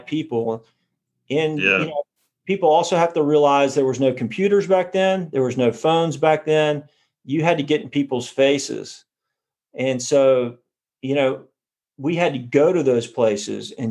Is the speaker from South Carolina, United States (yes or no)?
yes; South Carolina, United States; moved away; I grew up in South Carolina